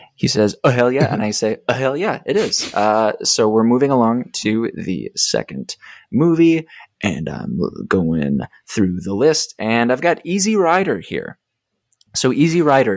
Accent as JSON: {"language": "English", "town": "Rochester", "region": "Minnesota", "country": "United States", "tie": "born or raised there", "moved": "yes", "said": "my hometown"}